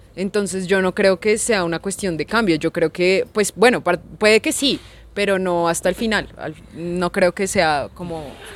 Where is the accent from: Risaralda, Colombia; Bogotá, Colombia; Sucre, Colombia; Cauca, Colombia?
Bogotá, Colombia; yo crecí en Ciudad Bolívar